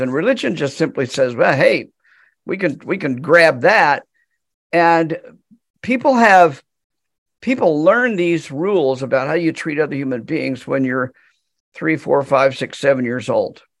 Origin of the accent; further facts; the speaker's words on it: United States; I'm American